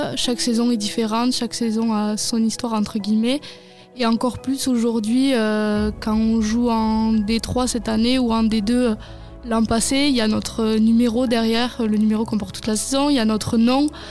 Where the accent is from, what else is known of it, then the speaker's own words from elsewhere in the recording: Hautes-Pyrénées, Occitania, France; On est joueuse au TFC et on est originaire des Hautes-Pyrénées.